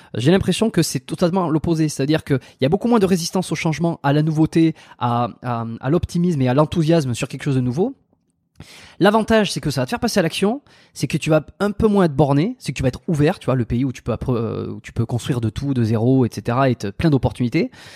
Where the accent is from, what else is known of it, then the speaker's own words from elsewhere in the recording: France; j'ai grandi en France